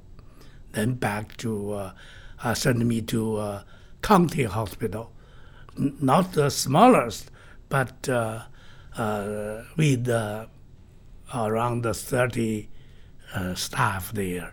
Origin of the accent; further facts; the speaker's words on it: China; my hometown, home city, northwestern mountain area